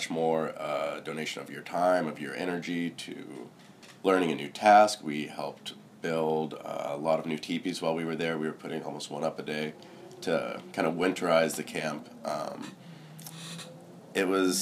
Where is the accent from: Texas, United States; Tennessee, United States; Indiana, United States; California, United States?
California, United States; Chico; I'm from Chico. Born and raised here